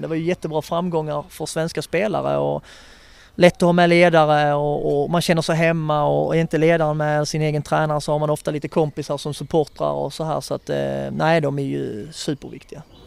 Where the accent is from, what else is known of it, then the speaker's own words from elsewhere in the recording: Skåne, Sweden; som skåning